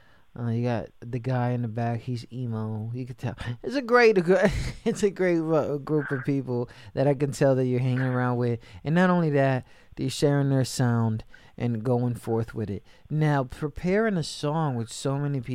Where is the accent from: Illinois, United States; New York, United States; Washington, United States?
New York, United States; New York City; I'm from New York, right? So I'm from the city